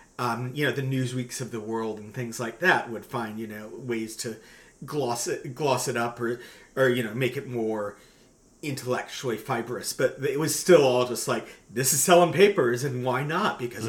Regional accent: United States; moved away; growing up in the States

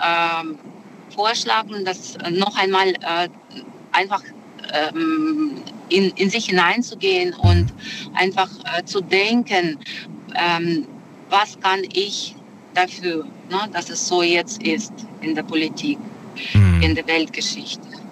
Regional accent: Russia; now in Germany; ich bin selber Russin äh, von meinem Ursprung

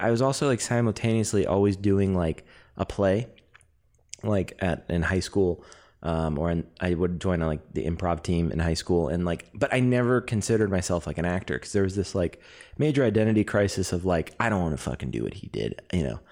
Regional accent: Canada; I'm Canadian, so I love hockey

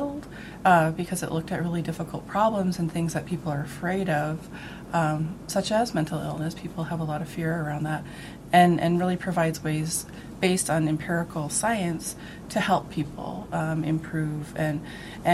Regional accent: Blackfeet Reservation, Montana, United States; I grew up on the Blackfeet Reservation just outside of Glacier National Park

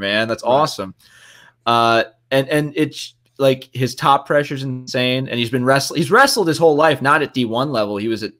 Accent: New Jersey, United States; I'm also from Jersey. My whole family is from Jersey originally.

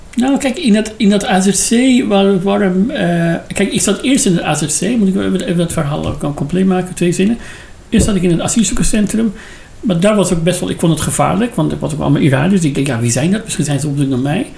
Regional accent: Iran; Dutch is a second language; moved away as an adult; now in Netherlands; ik uit Iran kom

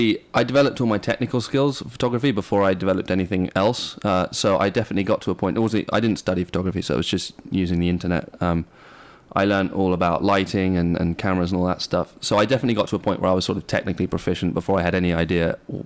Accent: Bristol, South West England, United Kingdom; also born or lived in New York / Pacific Northwest; Yeah, I grew up in England for the most part. In Southwest England, in Bristol. I also lived in the States.

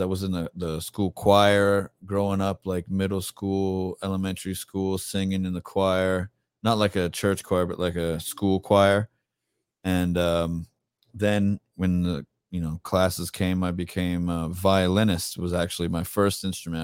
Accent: Tampa, Florida, United States; I'm born and raised in Tampa

